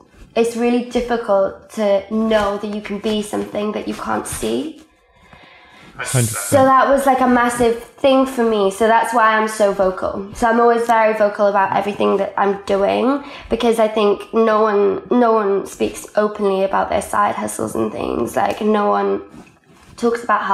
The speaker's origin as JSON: {"language": "English", "region": "Wales", "country": "United Kingdom", "tie": "born or raised there", "first_language": "Welsh", "second_language": "English", "said": "I went to an all Welsh language school, so my first language is actually Welsh. All my education was in Welsh."}